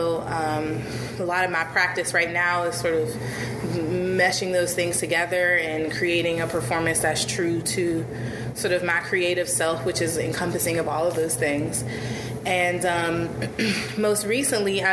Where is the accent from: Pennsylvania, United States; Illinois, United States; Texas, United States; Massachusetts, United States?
Pennsylvania, United States; Pittsburgh; also born or lived in Maryland / Washington, D.C.; I'm a Pittsburgh native. I was born in Homewood in Pittsburgh.